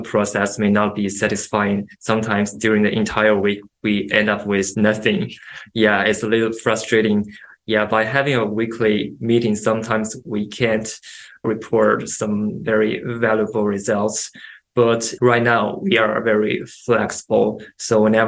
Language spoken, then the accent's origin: English; China; moved away as an adult; also born or lived in New York, United States; now in United States; I grew up in China